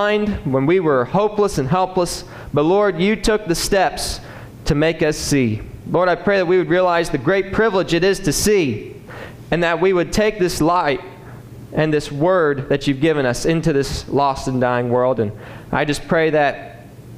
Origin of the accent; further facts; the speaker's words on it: Rushville, Indiana, United States; I'm from Rushville, Indiana. Born and raised there on the family farm